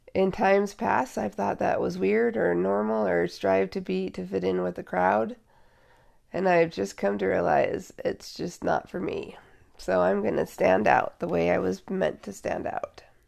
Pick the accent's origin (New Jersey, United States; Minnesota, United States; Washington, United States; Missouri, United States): Washington, United States; Seattle; I was born and raised in Seattle